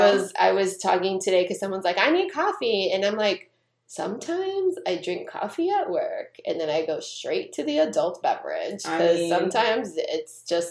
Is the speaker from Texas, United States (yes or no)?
yes; Texas, United States; now in Virginia, United States; and then I always say like I'm from Texas, and then you guys make fun of me because you guys are like, you're not from Texas, you are from Virginia, you've lived here for almost 20 years.